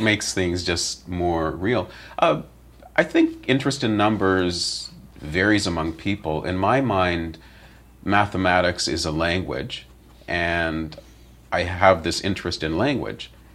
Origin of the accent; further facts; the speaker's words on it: London, Ontario, Canada; I grew up in London, Ontario